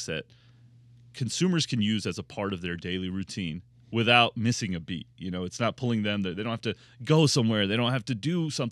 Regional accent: Louisville, Kentucky, United States; I grew up in Louisville, Kentucky, which is bourbon land

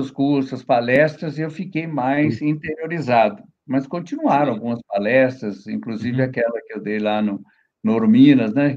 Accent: Brazil; moved away as an adult; also born or lived in New York, United States; quando eu era criança em Ginópolis

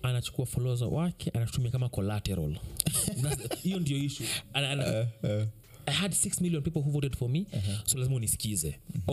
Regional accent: Kenya; mimi kama mkenya

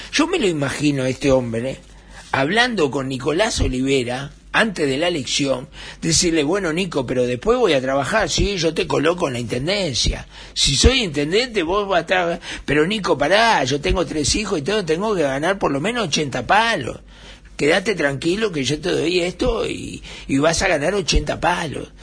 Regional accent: Uruguay; en mi Uruguay

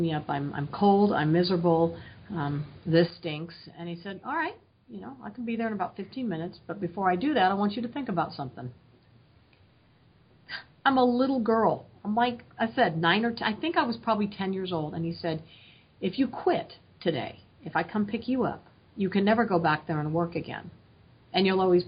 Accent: Oregon, United States; I grew up in Oregon, out in the country

